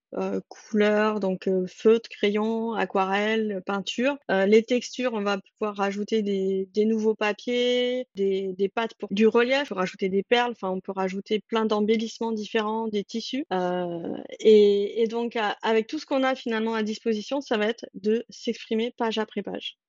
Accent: France; nous en tant que Français

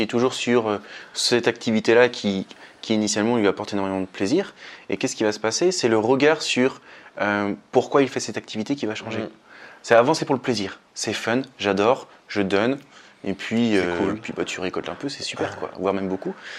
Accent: France; chez nous, en France

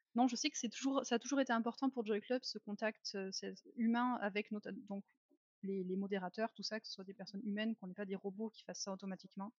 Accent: France; now in Germany; je suis française, mais j'habite en Allemagne depuis déjà longtemps

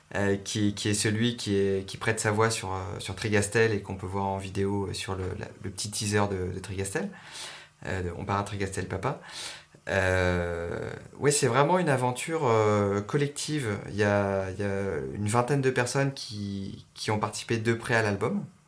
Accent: Montpellier, Occitania, France; also born or lived in Paris; j'ai passé mon enfance à Montpellier

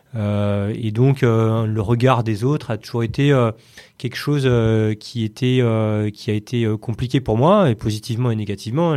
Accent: Paris region, Île-de-France, France; je suis né à Paris, mmh. dans le 11e, et voilà, j'ai grandi, en région parisienne. Val d'Oise, Yvelines, un peu, on a pas mal bougé avec mes parents, mais en région parisienne

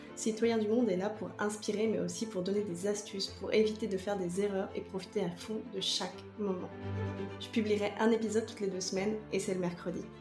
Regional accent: France; moved away as an adult; now in Quebec, Canada; En 2020, j'ai quitté la France avec mes bagages, mon mec, en direction du Québec. En 2023, j'y suis encore

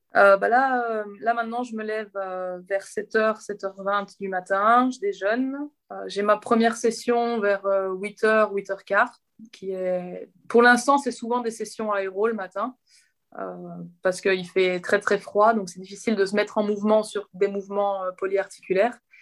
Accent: Belgium; je suis belge

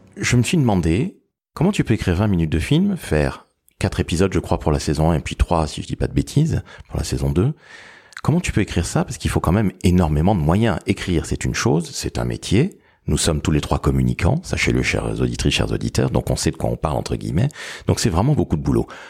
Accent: Toulouse, Occitania, France; dans mon sud-ouest natal

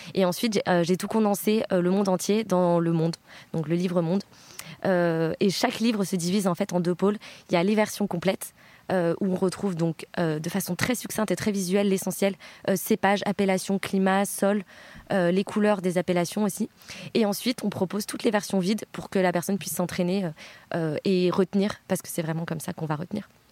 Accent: Bordeaux, Nouvelle-Aquitaine, France; also born or lived in Switzerland / Düsseldorf, Germany / Berlin, Germany; je viens de Bordeaux. J'ai grandi à Bordeaux

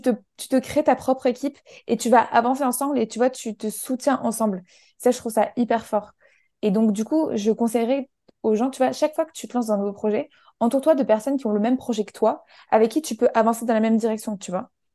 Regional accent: Menton, Provence-Alpes-Côte d'Azur, France; moved away as an adult; also born or lived in Paris; j'ai grandi dans le sud de la France, à côté de, de la frontière italienne, ça s'appelle Menton

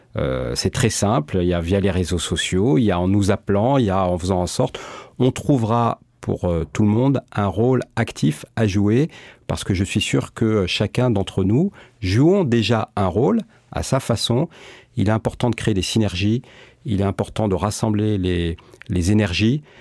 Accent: Marseille, Provence-Alpes-Côte d'Azur, France; je suis natif de ce territoire, je suis né à Marseille

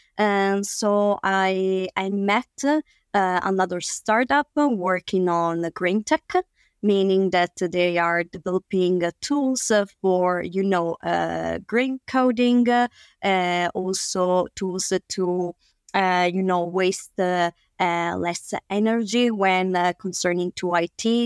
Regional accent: Italy; we, we come from Italy

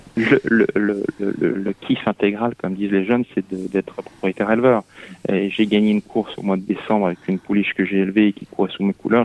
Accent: Lyon, Auvergne-Rhône-Alpes, France; moved away as an adult; also born or lived in Mayenne; now in Paris, France; je suis un lyonnais pur souche qui avait plutôt envie de rester à Lyon

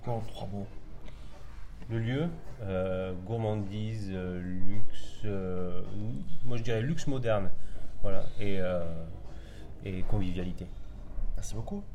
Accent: Albi, Occitania, France; also born or lived in Normandy; now in Bordeaux, France; moi je suis originaire d'Albi dans le Tarn

